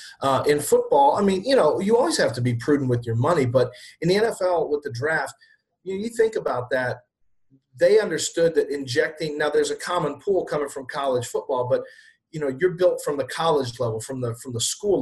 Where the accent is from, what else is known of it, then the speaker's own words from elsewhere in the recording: Texas, United States; speaking of being a Texan and Everton fan